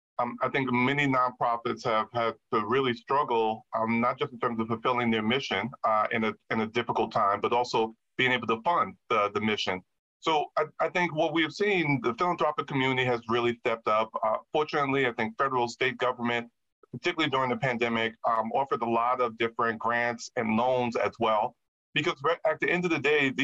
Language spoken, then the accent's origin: English; Jersey City, New Jersey, United States; born or raised there